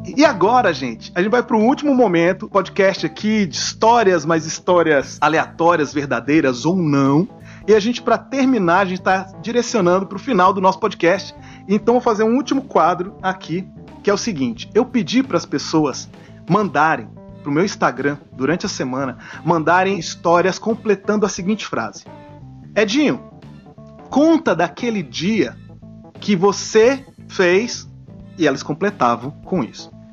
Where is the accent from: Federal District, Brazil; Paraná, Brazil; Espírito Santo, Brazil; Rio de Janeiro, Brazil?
Federal District, Brazil; Brasília; born or raised there; moved away